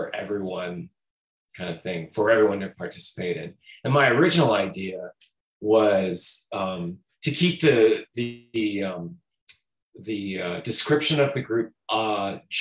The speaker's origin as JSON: {"language": "English", "town": "St. Catharines", "region": "Ontario", "country": "Canada", "tie": "born or raised there", "moved": "yes", "lives_now": "Toronto, Canada", "said": "Born and raised in St. Catharines, but I've been living in Toronto"}